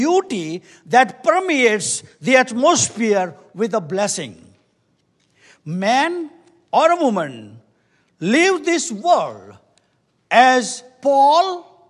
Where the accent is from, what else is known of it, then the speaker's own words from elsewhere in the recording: India; We come from India, and we have nothing about that. And we are very grateful the Lord has brought in this country.